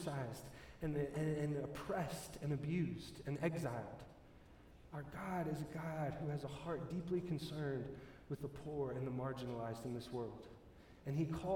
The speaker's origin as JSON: {"language": "English", "region": "Texas", "country": "United States", "moved": "yes", "lives_now": "Colorado, United States", "said": "I come from Texas"}